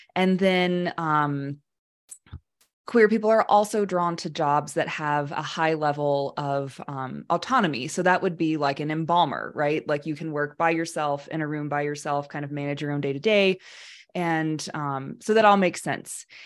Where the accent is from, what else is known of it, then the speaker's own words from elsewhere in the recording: Alabama, United States; I was raised in Alabama in a very conservative but loving family